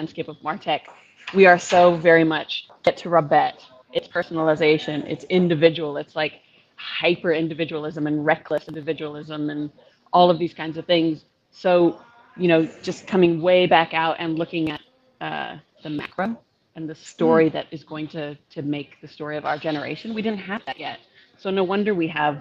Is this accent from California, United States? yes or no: yes; San Diego, California, United States; now in New Zealand; I'm from San Diego.